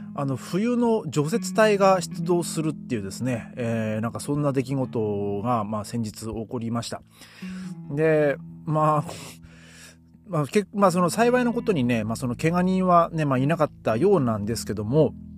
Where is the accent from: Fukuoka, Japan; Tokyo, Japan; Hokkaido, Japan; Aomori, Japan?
Aomori, Japan; Hachinohe; now in Germany; 僕の地元と、えー、青森県の八戸市